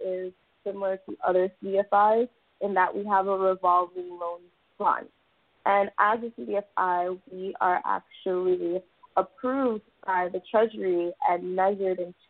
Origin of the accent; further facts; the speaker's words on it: South Florida, United States; I'm actually a South Florida native